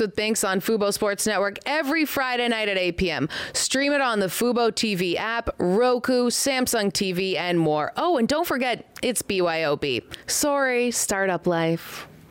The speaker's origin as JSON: {"language": "English", "country": "Canada", "said": "I'm so Canadian."}